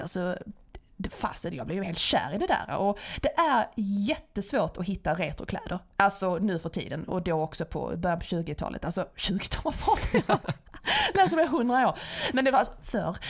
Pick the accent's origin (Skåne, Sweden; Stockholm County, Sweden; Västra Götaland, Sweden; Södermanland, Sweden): Skåne, Sweden; accent: Scanian (skånska); jag pratar skånska när jag pratar svenska